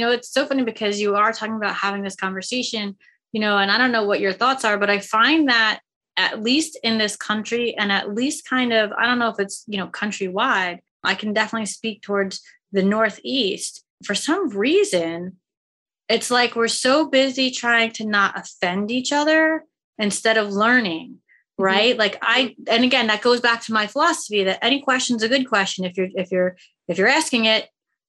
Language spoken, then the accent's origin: English; Seoul, South Korea; born there; I'm Korean American, right? I was born in Seoul, Korea